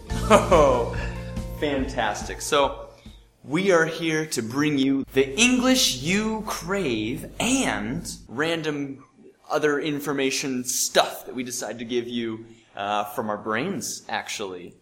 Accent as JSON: {"language": "English", "town": "Bozeman", "region": "Montana", "country": "United States", "said": "I come from Bozeman"}